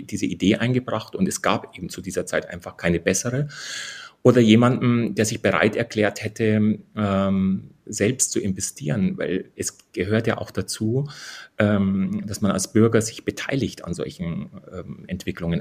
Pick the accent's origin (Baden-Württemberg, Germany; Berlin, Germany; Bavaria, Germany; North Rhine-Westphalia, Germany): Bavaria, Germany; Bavarian Forest, Germany; also born or lived in Deggendorf; ich bin in der Nähe von Deckendorf geboren, aber sozusagen habe immer im Bayerischen Wald gelebt mit meinen Eltern